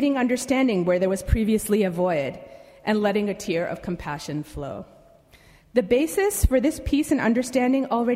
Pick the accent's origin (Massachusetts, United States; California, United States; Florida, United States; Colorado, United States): Massachusetts, United States; Newton; I grew up next door in Newton, similar to Munib.